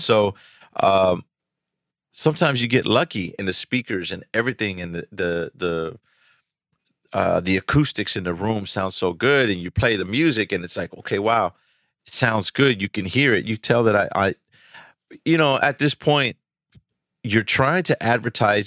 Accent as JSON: {"language": "English", "town": "Houston", "region": "Texas", "country": "United States", "tie": "born or raised there", "said": "I'm from Houston, uh, pretty much my whole life, you know, South Texas"}